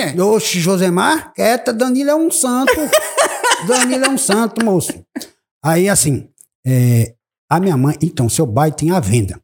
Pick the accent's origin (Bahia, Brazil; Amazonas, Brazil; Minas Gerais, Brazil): Bahia, Brazil; eu sou brasileiro, baiano, E moro no município de Palmeiras